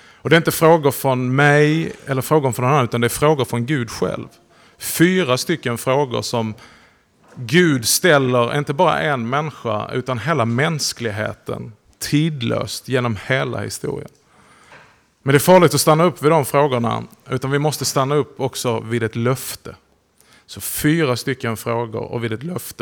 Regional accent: Hörby, Skåne, Sweden; moved away as an adult; also born or lived in Höör; now in Malmö, Sweden; jag är uppväxt här i krokarna. Jag är född i Hörby. Har levt stora delar av mitt liv i Hör

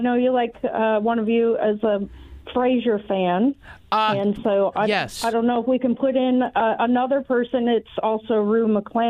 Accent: Kalamazoo, Michigan, United States; I'm a Kalamazoo girl.

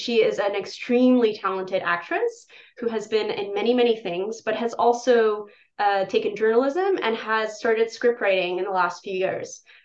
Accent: Poland; moved away; In Poland, my home country

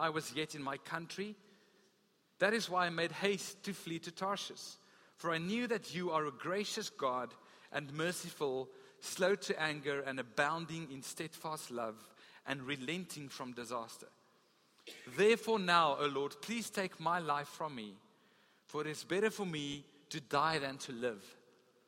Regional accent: Gauteng, South Africa; also born or lived in Free State; now in Western Cape, South Africa; I grew up in Gauteng

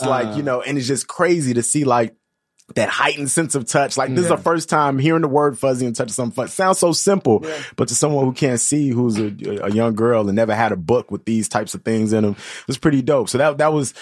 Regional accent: Chicago, Illinois, United States; Both my parents are from Ghana. I was born in Chicago

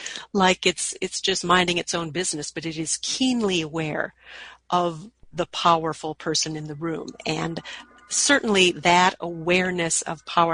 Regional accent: Minnesota, United States; my home state of Minnesota

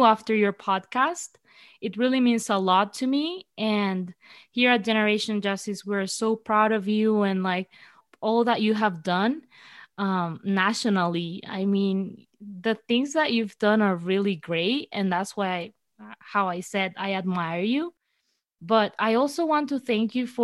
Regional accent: Venezuela; I'm from Venezuela

